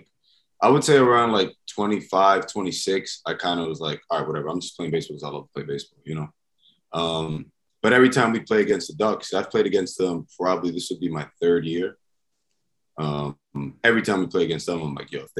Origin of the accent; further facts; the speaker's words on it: New York City, New York, United States; also born or lived in Brooklyn; I grew up playing in the Bronx. I went to high school in Brooklyn. So I just played all over New York